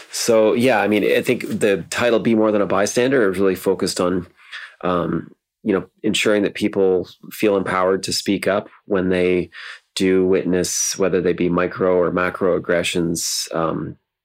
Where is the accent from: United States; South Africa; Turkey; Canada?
Canada; Ontario; now in Vancouver, Canada; when I grew up in Ontario